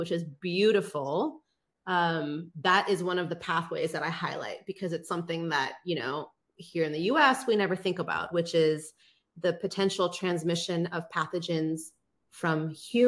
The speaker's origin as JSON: {"language": "English", "country": "United States", "tie": "born or raised there", "said": "someone growing up in the United States"}